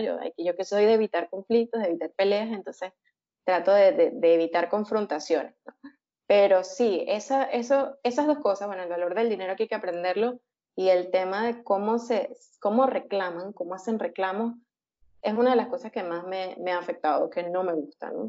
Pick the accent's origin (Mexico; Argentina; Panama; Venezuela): Venezuela; moved away as an adult; also born or lived in Caracas; now in Peru; Como muchos venezolanos por situación país, decidí emigrar hace tres años